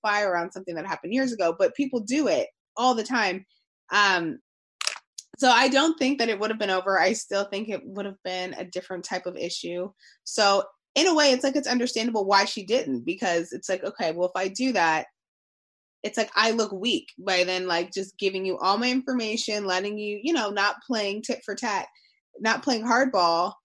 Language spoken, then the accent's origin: English; United States; as American people